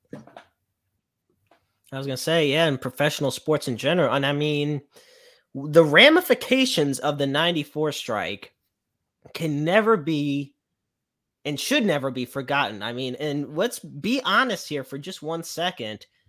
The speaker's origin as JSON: {"language": "English", "town": "St. Louis", "region": "Missouri", "country": "United States", "tie": "born or raised there", "said": "it's my hometown"}